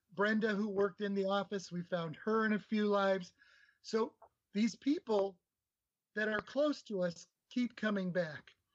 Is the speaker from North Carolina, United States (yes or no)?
no; Nebraska, United States; I grew up in Nebraska